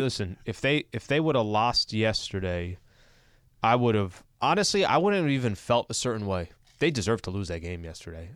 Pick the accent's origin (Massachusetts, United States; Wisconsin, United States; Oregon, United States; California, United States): California, United States; El Cajon; where I grew up in El Cajon, it's another fifteen miles east